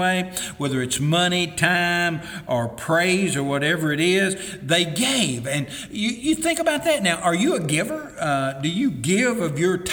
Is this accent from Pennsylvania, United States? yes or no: no; East Tennessee, United States; moved away as an adult; also born or lived in Sumner County, Tennessee; I was raised in East Tennessee, got married, moved to Sumner County here in Middle Tennessee